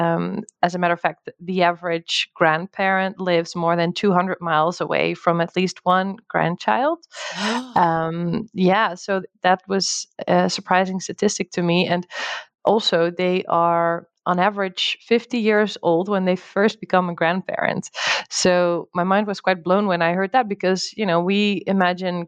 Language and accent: English; Netherlands; moved away as an adult; also born or lived in United States; now in Portugal; I'm originally from the Netherlands